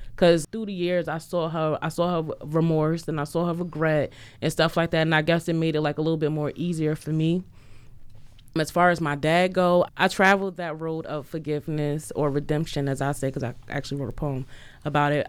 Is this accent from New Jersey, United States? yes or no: yes; New Jersey, United States; moved away; I'm from Jersey